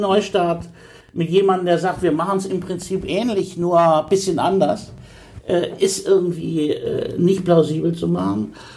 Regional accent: Coburg, Bavaria, Germany; moved away as an adult; also born or lived in Hannover; now in Bremen, Germany; In meinem Ausweis steht Geburtsort Hannover, aber ich bin aufgewachsen in Coburg, in Oberfranken.

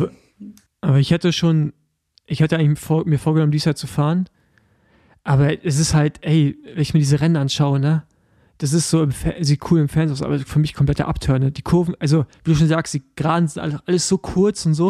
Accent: East Germany, Germany; ich als Ostdeutsche

